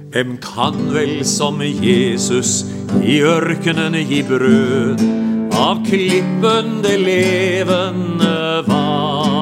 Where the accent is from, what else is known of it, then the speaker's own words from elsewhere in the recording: Porsgrunn, Vestfold og Telemark, Norway; jeg kommer ifra Porsgrunn